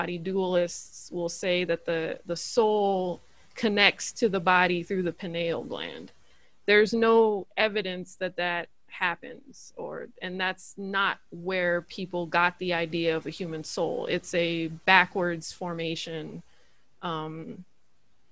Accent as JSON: {"language": "English", "country": "United States", "said": "As an American citizen"}